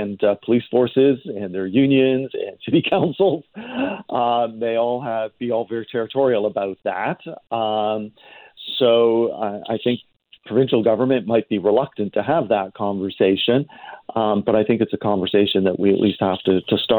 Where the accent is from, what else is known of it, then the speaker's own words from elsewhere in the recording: Toronto, Ontario, Canada; now in British Columbia, Canada; I grew up in Toronto